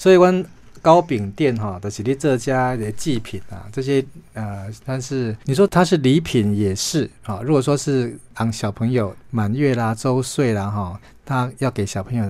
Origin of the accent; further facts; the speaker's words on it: Taiwan; 所以很像是我们台湾人们这样的那种坚强